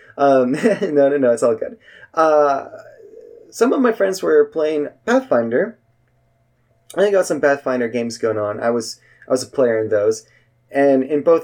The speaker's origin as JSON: {"language": "English", "region": "Northern California", "country": "United States", "said": "I'm from NorCal"}